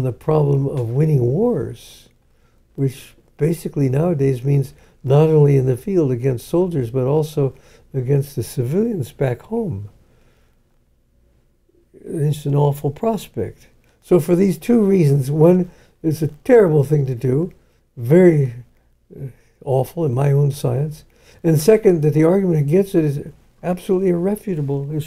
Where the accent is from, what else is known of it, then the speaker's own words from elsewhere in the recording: United States; as an American